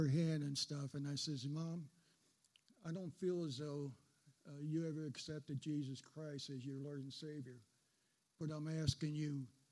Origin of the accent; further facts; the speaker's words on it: New Jersey, United States; moved away; I grew up back in New Jersey, and all my family was back there